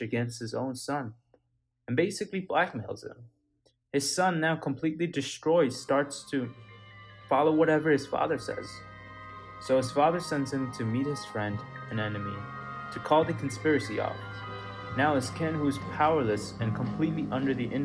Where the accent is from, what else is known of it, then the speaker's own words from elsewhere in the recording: Kathmandu, Bagmati, Nepal; I was born in Nepal, Kathmandu